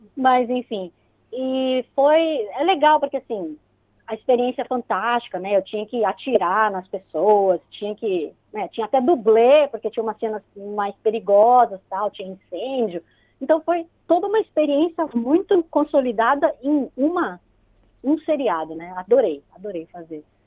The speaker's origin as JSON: {"language": "Portuguese", "region": "São Paulo", "country": "Brazil", "tie": "born or raised there", "moved": "as an adult", "lives_now": "New Zealand", "said": "eu nasci em São Paulo, sou paulista mesmo, daquela ferrenha que frequentava bastante a Avenida Paulista."}